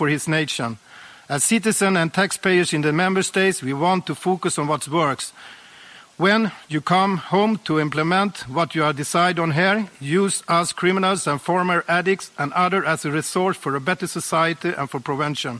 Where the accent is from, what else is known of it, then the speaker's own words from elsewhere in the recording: Sweden; I was born and raised in Sweden